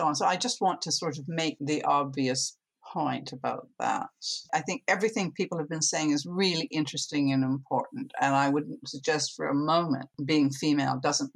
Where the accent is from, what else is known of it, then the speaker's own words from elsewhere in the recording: Canada; now in United Kingdom; I'm originally from Canada